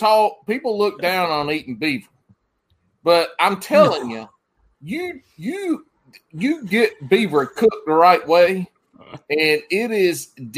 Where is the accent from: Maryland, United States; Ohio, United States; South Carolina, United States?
South Carolina, United States; I'm from South Carolina. I'm from the Carolinas.